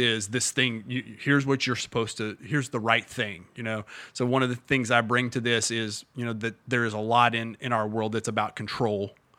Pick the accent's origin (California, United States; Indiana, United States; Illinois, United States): Indiana, United States; now in Bowling Green, United States; I'm from Indiana